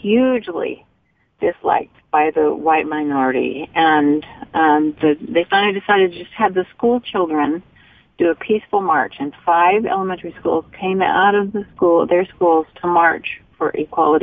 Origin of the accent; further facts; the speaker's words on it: United States; we're from the United States